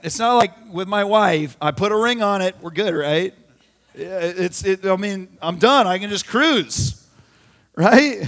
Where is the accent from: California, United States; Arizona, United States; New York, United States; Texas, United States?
Arizona, United States; We had a pool growing up in Arizona